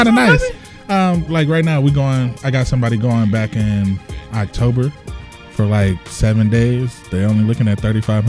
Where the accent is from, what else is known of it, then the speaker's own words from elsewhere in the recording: Los Angeles, California, United States; Watts and Compton is like 5 minutes apart. I'm from Watts, though. I'm not from Compton.